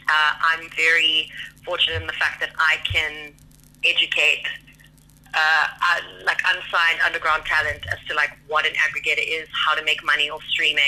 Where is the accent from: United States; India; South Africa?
South Africa; Cape Town, Western Cape; moved away as an adult; now in Johannesburg, South Africa; I was born in Cape Town. I'm obsessed with Cape Town. I love it. It'll always be my home.